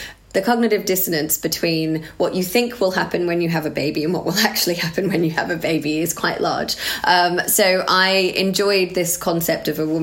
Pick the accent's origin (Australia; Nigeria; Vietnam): Australia; I grew up in Australia